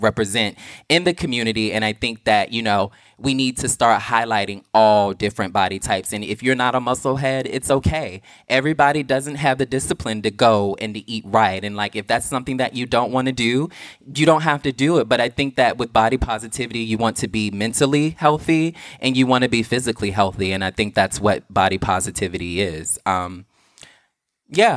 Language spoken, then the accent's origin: English; the South, United States; I'm from the South